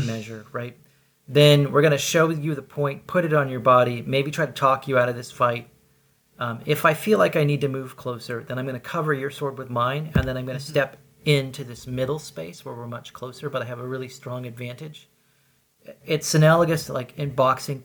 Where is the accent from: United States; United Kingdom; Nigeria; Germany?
United States; Oklahoma; accent: Okie; I was raised in Oklahoma, so I sometimes like distill things down into Okie speak.